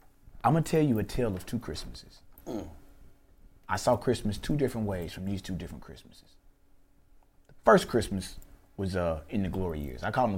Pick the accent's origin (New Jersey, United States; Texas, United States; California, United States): Texas, United States; Houston; also born or lived in Chattanooga, Tennessee / Trinidad (mother's origin); You know, I'm from Chattanooga, I was born there before we moved to Houston.